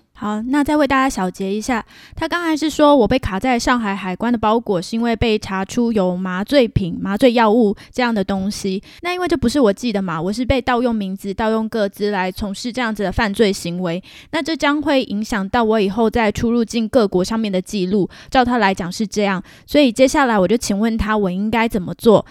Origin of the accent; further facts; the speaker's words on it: Taiwan; moved away as an adult; now in Canada; 我是台湾人啊